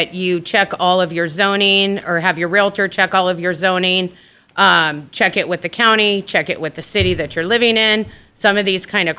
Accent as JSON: {"language": "English", "town": "Scottsdale", "region": "Arizona", "country": "United States", "tie": "born or raised there", "said": "We grew up in North Scottsdale in the Shea Corridor on a Arabian horse ranch training and breeding facility"}